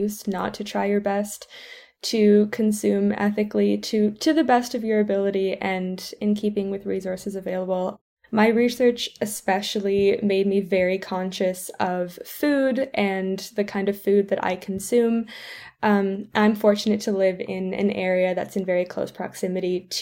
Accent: Canada; moved away as an adult; also born or lived in St Andrews, Scotland; I'm from Canada

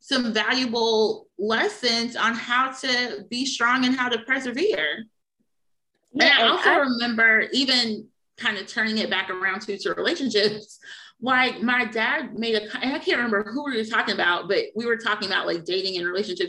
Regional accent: the South, United States; we're all from the South

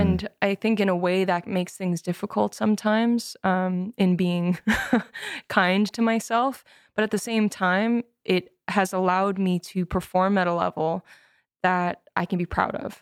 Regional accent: Edmonton, Alberta, Canada; moved away as an adult; also born or lived in Victoria / Vancouver; now in Toronto, Canada; I grew up in Edmonton, then I moved to Van, or to Victoria for college

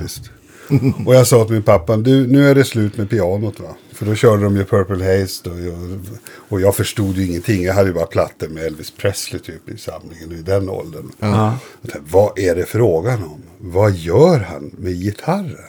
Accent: Boden, Norrbotten County, Sweden; moved away; also born or lived in Umeå / Vindeln; bott i Vindeln tills jag började. Det ligger fem mil inåt från Umeå

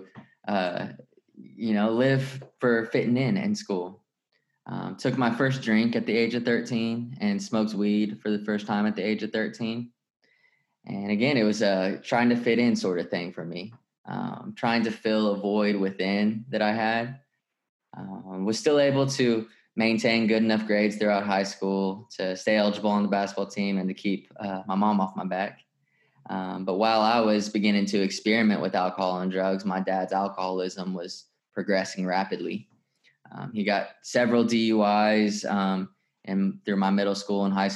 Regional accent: Tulsa, Oklahoma, United States; I grew up in Tulsa, Oklahoma

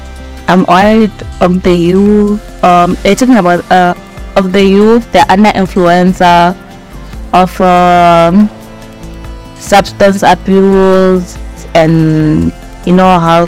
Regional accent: Soweto, Gauteng, South Africa; I'm from Soweto.

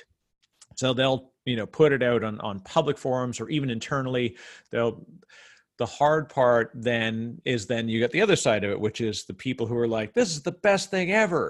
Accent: Canada; as a Canadian

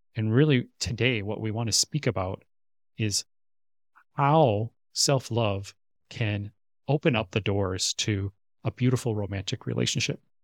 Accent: Minnesota, United States; moved away as an adult; now in Korea; my hometown area in Minnesota, back in the States

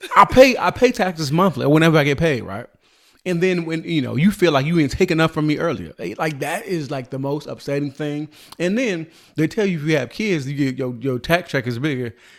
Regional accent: California, United States; I'm from California.

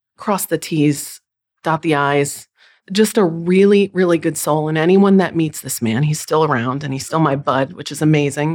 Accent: Tolland, Connecticut, United States; moved away as an adult; also born or lived in Colchester, Connecticut / San Diego, California; I grew up in Tallinn, Connecticut, about twenty minutes outside of the University of Connecticut.

